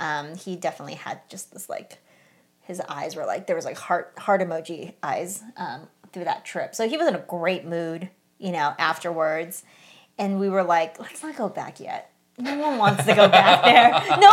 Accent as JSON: {"language": "English", "region": "California", "country": "United States", "said": "We're from California"}